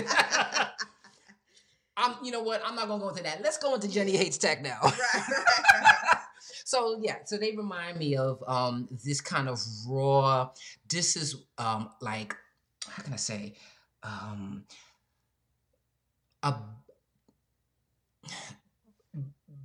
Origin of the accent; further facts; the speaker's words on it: New York, United States; growing up in New York